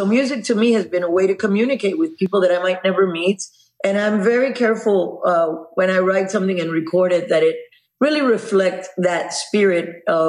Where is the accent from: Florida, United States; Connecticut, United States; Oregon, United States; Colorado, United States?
Florida, United States; Miami; Cuban girl born and raised in Miami.